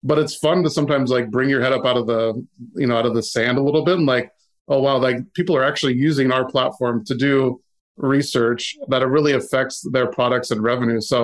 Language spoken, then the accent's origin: English; Seattle, Washington, United States; growing up in the Seattle area, and you know, Microsoft is in your backyard.